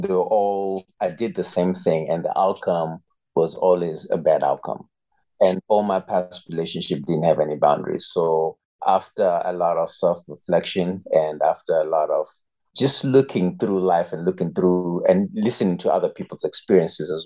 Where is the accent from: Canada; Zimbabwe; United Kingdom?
Zimbabwe; moved away as an adult; now in Eswatini; I was actually born and raised in Zimbabwe, and I've lived there for 18 years of my life